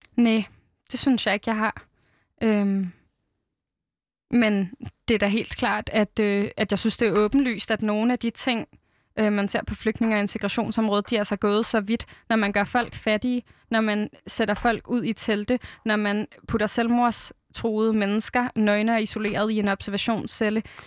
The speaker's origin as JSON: {"language": "Danish", "town": "Fredensborg", "region": "Capital Region of Denmark", "country": "Denmark", "tie": "born or raised there", "said": "Fredensborg Kommune, hvor jeg er vokset op."}